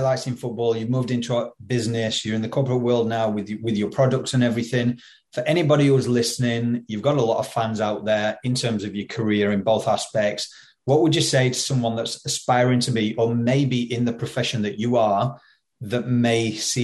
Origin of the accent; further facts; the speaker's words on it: Yorkshire and the Humber, United Kingdom; also born or lived in New Zealand; I'm from Yorkshire